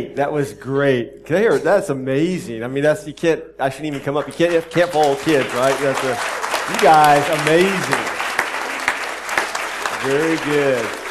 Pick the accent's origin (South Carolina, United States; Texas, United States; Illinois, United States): Texas, United States; Austin; moved away; my hometown in Austin, Texas